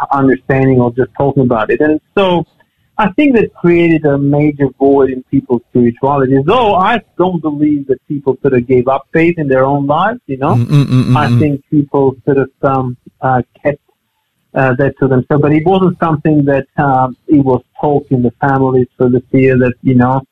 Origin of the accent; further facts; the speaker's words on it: Albania; now in Australia; for us, growing up in Albania